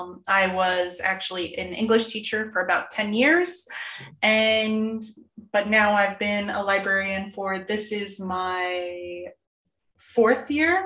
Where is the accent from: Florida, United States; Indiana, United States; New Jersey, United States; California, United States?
Florida, United States; I came from Florida. All right. So I got my certification in ELA when I came up here.